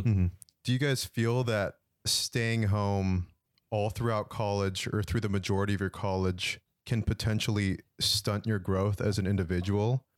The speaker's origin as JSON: {"language": "English", "town": "San Jose", "region": "California", "country": "United States", "said": "I'm from San Jose"}